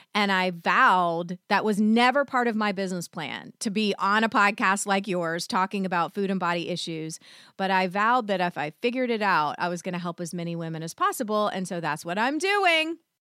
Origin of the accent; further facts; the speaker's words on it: the South, United States; I was raised in the South